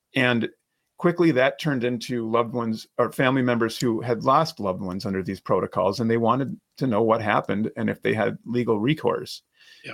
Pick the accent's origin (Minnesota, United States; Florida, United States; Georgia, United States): Minnesota, United States; I, I, was born and raised in Minnesota. I, I live and practice here now